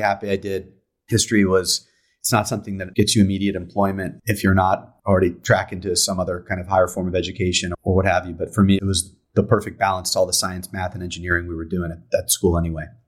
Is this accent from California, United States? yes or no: yes; San Diego, California, United States; I'm from, uh, I'm from San Diego, San Diego, California. Grew up here